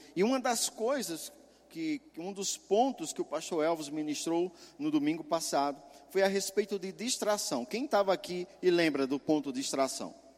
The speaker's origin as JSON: {"language": "Portuguese", "region": "Pernambuco", "country": "Brazil", "moved": "yes", "said": "meu estado, lá de Pernambuco"}